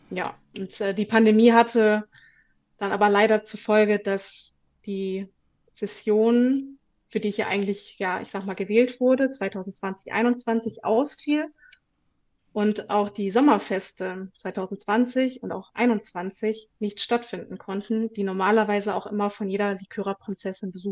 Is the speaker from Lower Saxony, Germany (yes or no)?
no; Bonn, North Rhine-Westphalia, Germany; Ich bin in Bonn geboren und aufgewachsen und wohne rechtsrheinisch im schönen Ramersdorf.